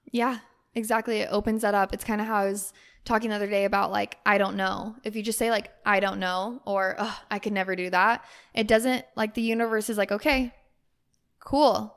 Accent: Utah, United States; moved away; my family's in Utah

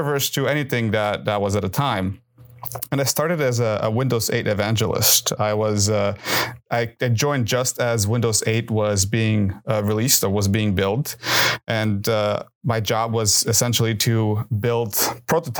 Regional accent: Southern California, United States; moved away; I grew up in Southern California

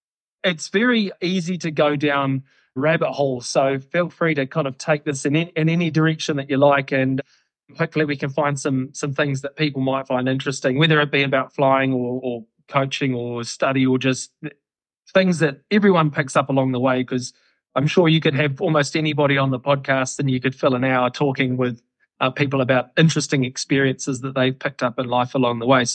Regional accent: Wellington, New Zealand; now in Christchurch, New Zealand; I'm originally from Wellington, but I've moved around the place over the 36 years I've been around, and I've settled in Christchurch, and I've been in Christchurch for about 10 years.

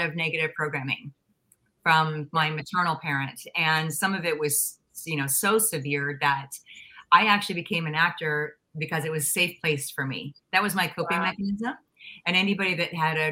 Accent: Pittsburgh area, Pennsylvania, United States; moved away; also born or lived in Los Angeles; I was born in Pennsylvania, so we won't go quite that thoroughly back to like my birth, but I'm from Pittsburgh, and so I'm from a small town outside of a really Midwestern city

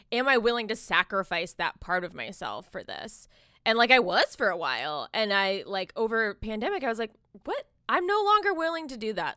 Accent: Jacksonville, Florida, United States; also born or lived in Miami; I was born in Miami. I, I spent, like, most of my, um, like, you know, teen, like my teen years and stuff in Jacksonville

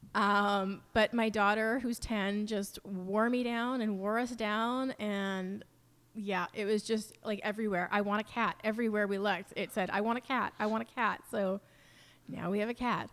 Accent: New Westminster, British Columbia, Canada; moved away as an adult; also born or lived in Vancouver; now in Mission, Canada; I grew up in New Westminster and a little bit in Vancouver.

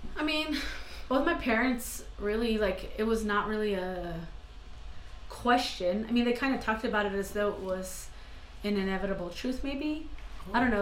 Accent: Santa Fe, New Mexico, United States; also born or lived in Mora, New Mexico; I grew up in Santa Fe, New Mexico, and um, being from northern New Mexico is hugely important to me

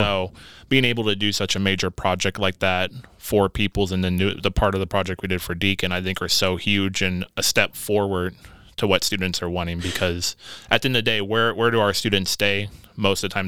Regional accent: Evansville, Indiana, United States; also born or lived in Las Vegas, Nevada; we've had some family over in Evansville, Indiana. And so that's where I grew up

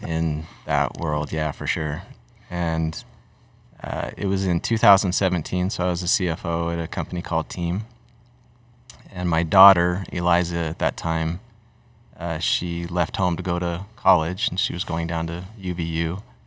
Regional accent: Utah, United States; also born or lived in Massachusetts; I'm from Utah too

